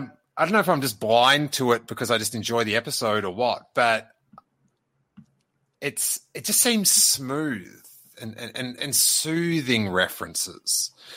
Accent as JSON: {"language": "English", "country": "Australia", "said": "I'm an Aussie. I can read Australian."}